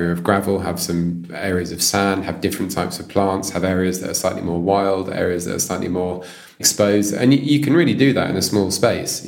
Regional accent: London, United Kingdom; as a child, I grew up near Richmond Park

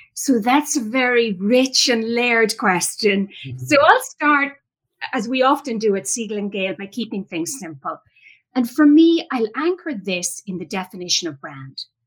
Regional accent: Ireland; moved away as an adult; now in United States; I was born and raised in Ireland, came to the United States after college

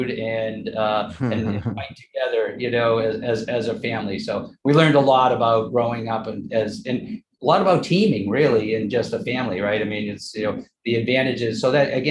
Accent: Westwood, Massachusetts, United States; also born or lived in Maine; I was born in Western Massachusetts, lived in Maine for a little while. I'm one of eight children, seven that survived. So, the typical Irish Catholic, family in Westwood, Massachusetts is where I ended up going to school, most of my school

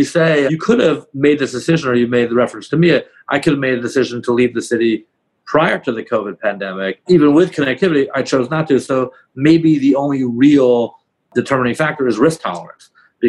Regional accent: Palo Alto, California, United States; that's where I'm from originally. I was born

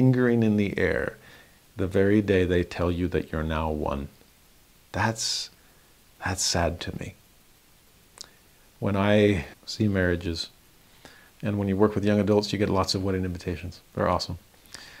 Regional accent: Los Angeles, California, United States; born or raised there; moved away as an adult

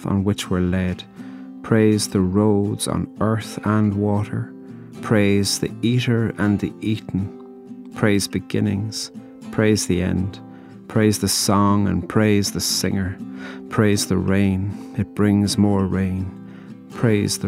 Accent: Ireland; I'm a poet from Ireland

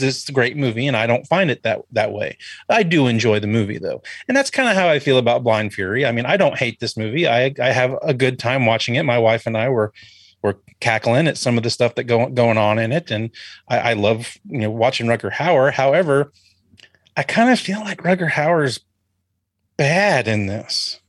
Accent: Florida, United States; I was born in Florida

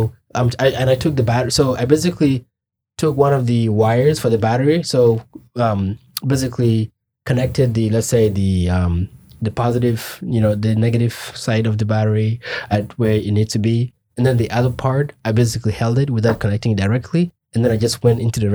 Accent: Kenya; moved away as an adult; also born or lived in Juba, South Sudan / Khartoum, Sudan; now in United States; I grew up in Kenya my whole life, right? Until I came here

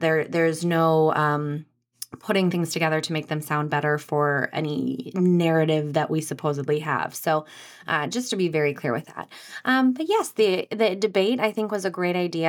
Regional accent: Anoka, Minnesota, United States; I'm from Anoka.

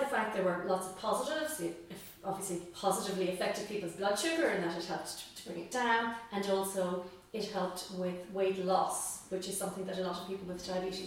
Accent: Tipperary, Munster, Ireland; also born or lived in Cork; I come from Tipperary

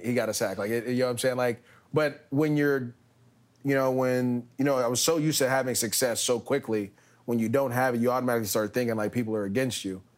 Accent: Bay Area, California, United States; moved away as an adult; also born or lived in Los Angeles; I'm being from the Bay Area

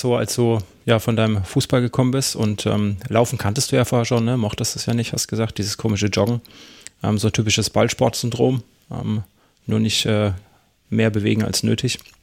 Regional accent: Germany; bei uns in Deutschland

